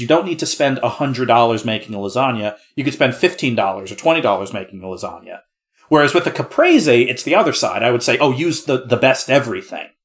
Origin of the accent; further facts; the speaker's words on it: New Jersey, United States; I'm from New Jersey